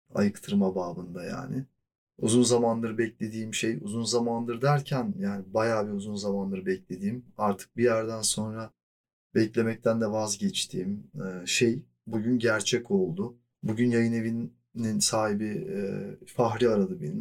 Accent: Mediterranean Region, Turkey; E zaten güneyliyim yani. Akdeniz çocuğuyum.

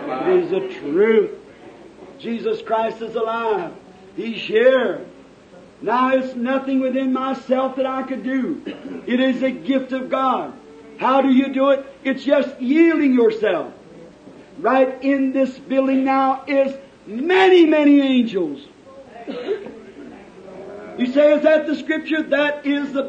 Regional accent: Jeffersonville, Indiana, United States; my hometown

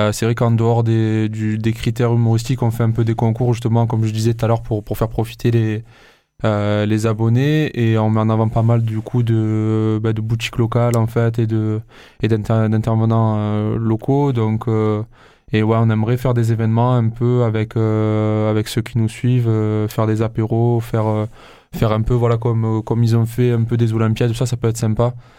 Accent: Marseille, Provence-Alpes-Côte d'Azur, France; en tant que Marseillais, euh, c'est vrai que, euh, on s'énerve rapidement

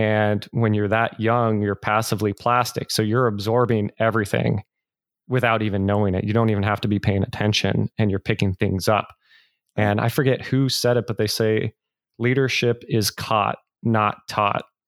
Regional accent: the Bay Area, California, United States; I'm originally from the Bay Area

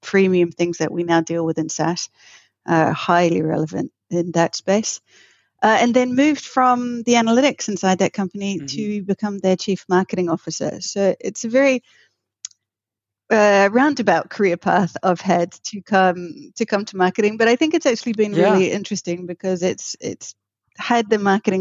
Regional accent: New Zealand; I'm originally from New Zealand.

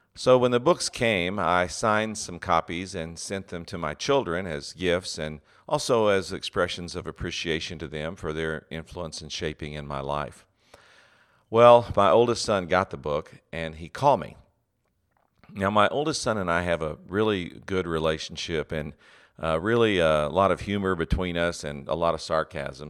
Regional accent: West Texas, United States; I grew up in West Texas

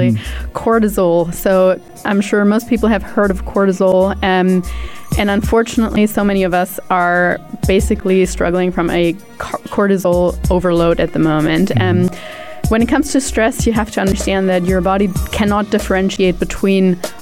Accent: Germany; moved away; also born or lived in New Zealand; I'm originally from Germany. I have lived in New Zealand for quite some time, for about 9 years of my life.

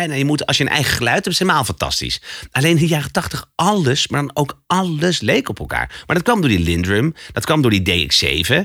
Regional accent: Alphen aan den Rijn, South Holland, Netherlands; bij ons in Al van de Rijn

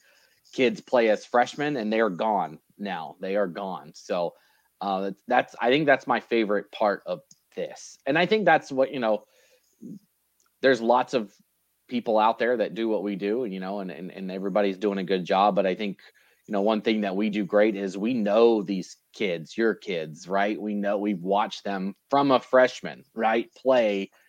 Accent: North Carolina, United States; moved away as an adult; also born or lived in Idaho; now in Middleton, United States; I grew up in North Carolina

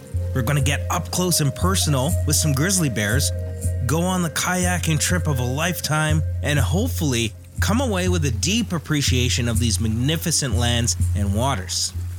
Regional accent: Homalco First Nation, British Columbia, Canada; I'm from the Homakal First Nation, and I'm grateful to call this island my home.

